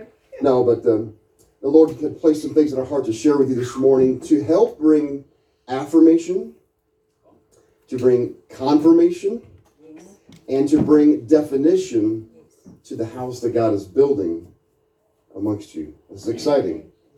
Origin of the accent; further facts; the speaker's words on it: United States; We come from the States.